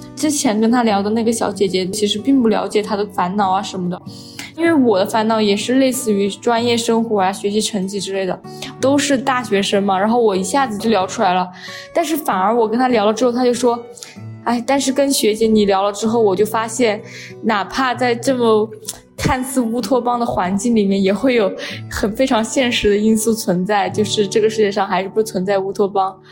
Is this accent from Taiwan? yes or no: no; Chongqing, China; now in Beijing, China; 我不是北京的，我是重庆的